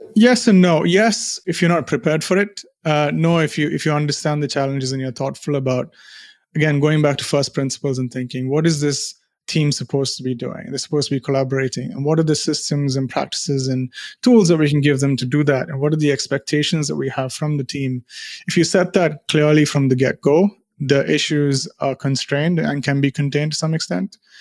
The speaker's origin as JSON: {"language": "English", "country": "India", "moved": "as an adult", "lives_now": "United Kingdom", "said": "I'm from India"}